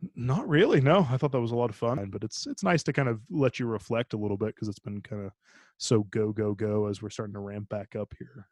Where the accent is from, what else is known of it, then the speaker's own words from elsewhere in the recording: Ireland; moved away; I'm actually originally from Ireland